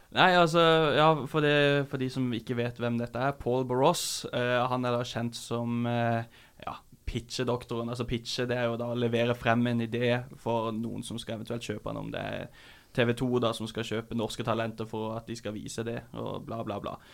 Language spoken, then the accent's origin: Norwegian; Kristiansand, Agder, Norway; moved away; Jeg kom fra Kristiansand.